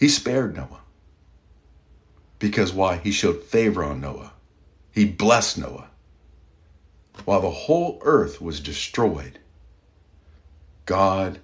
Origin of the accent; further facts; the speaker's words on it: Kentucky, United States; I'm from Kentucky, good people there